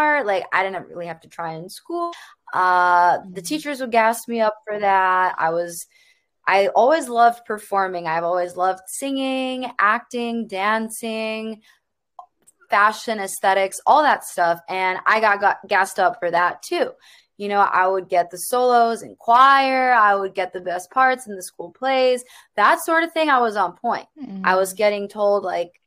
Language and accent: English; Chicago, Illinois, United States; I grew up in the suburbs of Chicago